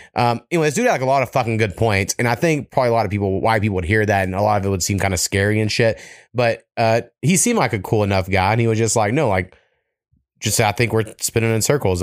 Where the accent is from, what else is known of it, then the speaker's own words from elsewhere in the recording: United States; I'm American as fuck